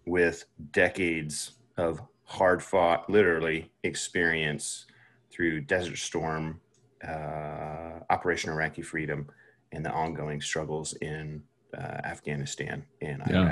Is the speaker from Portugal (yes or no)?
no; South Carolina, United States; I'm from South Carolina